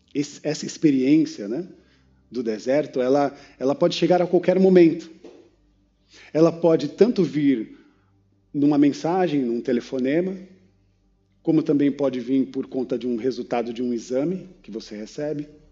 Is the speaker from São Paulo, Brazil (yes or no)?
yes; São Paulo, Brazil; eu sou paulistano